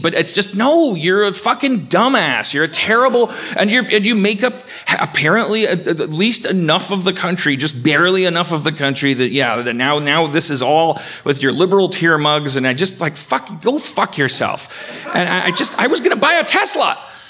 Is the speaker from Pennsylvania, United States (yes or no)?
no; California, United States; I'm just saying, I'm a Californian. I mean, I know better than the rest of the country